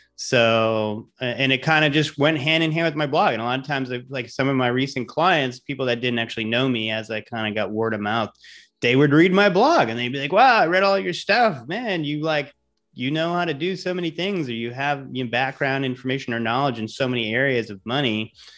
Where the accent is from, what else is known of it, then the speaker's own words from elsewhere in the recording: Providence, Rhode Island, United States; moved away as an adult; also born or lived in Amherst, Massachusetts / New York City / Los Angeles; now in Tampa, United States; I'm from Providence, Rhode Island originally. So, uh, grew up there, you know, I'm a New Englander